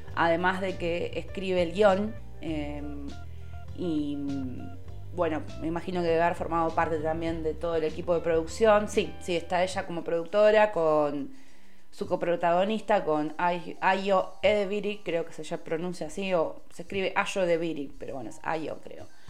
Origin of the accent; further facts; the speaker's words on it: Lomas de Zamora, Buenos Aires Province, Argentina; yo soy de Loma de Zamora